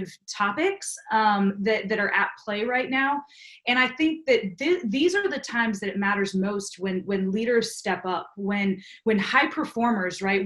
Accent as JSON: {"language": "English", "region": "East Coast", "country": "United States", "said": "I'm from the East Coast. I can talk fast"}